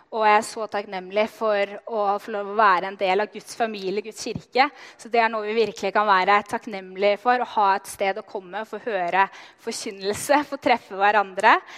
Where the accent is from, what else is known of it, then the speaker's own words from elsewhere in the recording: Løten, Innlandet, Norway; Jeg er oppvokst i Løten